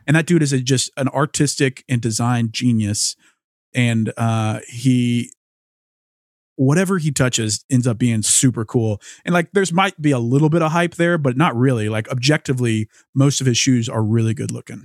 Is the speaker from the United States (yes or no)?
yes; Louisiana, United States; growing up in Louisiana